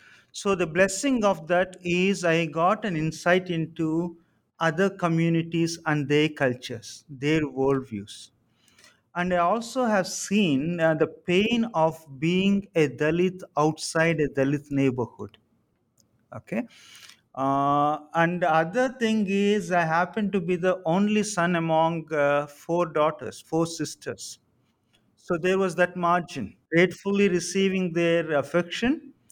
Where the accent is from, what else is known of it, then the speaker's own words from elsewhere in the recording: Samalkot, Andhra Pradesh, India; And I come from Samalkot, which is a kind of semi-rural, semi-urban, but I grew up at the margins.